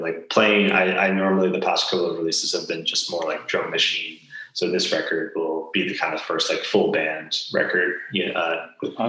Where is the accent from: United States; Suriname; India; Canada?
United States; New Jersey; moved away as an adult; also born or lived in Baltimore, Maryland; now in Portland, United States; I grew up in New Jersey and then went to school and lived